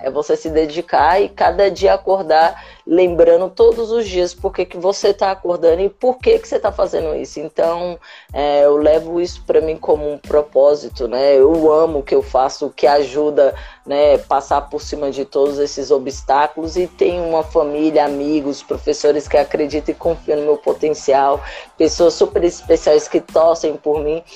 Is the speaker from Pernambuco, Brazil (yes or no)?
no; Brasília, Federal District, Brazil; Eu sou natural de Brasília, na cidade satélite da Ceilândia